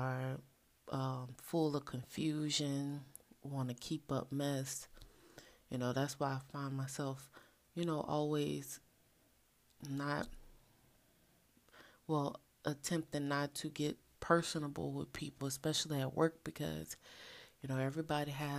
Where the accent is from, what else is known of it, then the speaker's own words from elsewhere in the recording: New Orleans, Louisiana, United States; I am from the ultimate culinary experience type of place, New Orleans